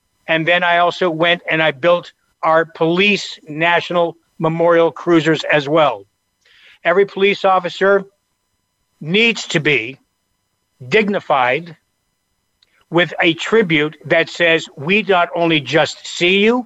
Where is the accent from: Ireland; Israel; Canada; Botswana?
Canada; moved away as an adult; now in United States; I came from Canada originally. I've been here since I was 20 years old.